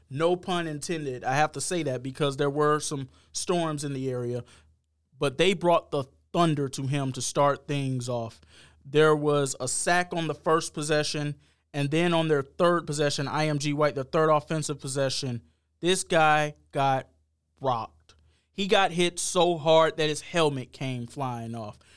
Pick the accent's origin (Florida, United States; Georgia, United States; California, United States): Georgia, United States; Covington; moved away as an adult; also born or lived in Savannah, Georgia; now in Sarasota, United States; I'm from Georgia. I'm from Covington, Georgia.